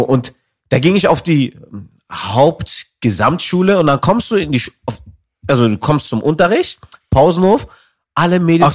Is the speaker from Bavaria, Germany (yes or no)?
no; Berlin, Germany; ich bin eigentlich gebürtiger Zehlendorfer